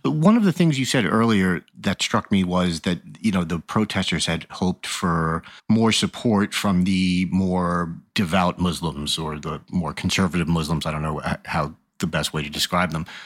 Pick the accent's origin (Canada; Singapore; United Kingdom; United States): United States; As an American